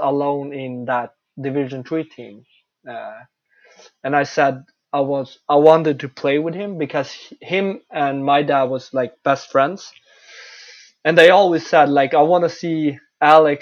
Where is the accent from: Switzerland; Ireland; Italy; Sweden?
Sweden; Örnsköldsvik, Västernorrland County; English is a second language; moved away; also born or lived in Canada; That's my hometown. It's Örnsköldsvik hockey.